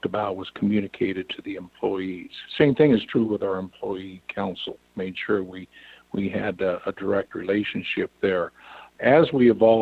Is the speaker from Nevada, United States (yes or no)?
no; Western Iowa, United States; also born or lived in Washington, D.C. area; I'm from Western Iowa, live on a farm in Western Iowa.